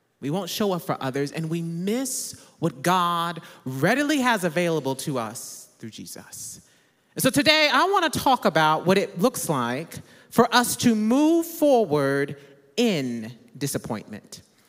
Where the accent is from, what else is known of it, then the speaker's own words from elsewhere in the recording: Midwest, United States; I'm originally from the Midwest, so I enjoy a real fall and not the fake falls we have in Texas.